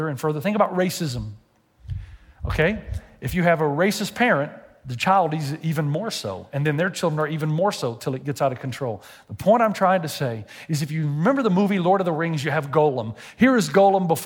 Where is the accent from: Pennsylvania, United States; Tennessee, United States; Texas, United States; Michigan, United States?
Tennessee, United States; I'm from Tennessee.